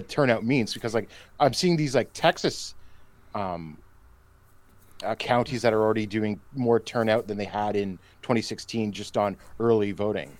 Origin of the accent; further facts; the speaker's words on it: Canada; I say this as a Canadian